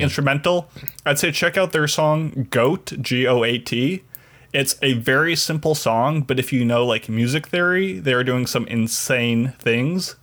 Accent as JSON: {"language": "English", "town": "Chicago", "region": "Illinois", "country": "United States", "tie": "born or raised there", "said": "my hometown Chicago"}